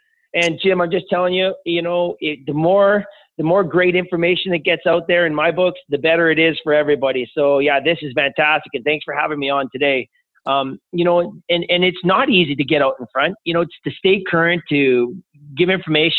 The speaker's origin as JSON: {"language": "English", "town": "Edmonton", "region": "Alberta", "country": "Canada", "tie": "born or raised there", "also_born_or_lived": "Toronto", "said": "my hometown of Edmonton"}